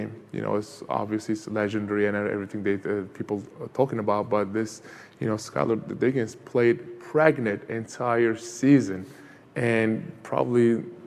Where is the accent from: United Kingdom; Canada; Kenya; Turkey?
Turkey; Van; now in United States; where I grew up in Turkey was east side of Turkey, called Van, V-A-N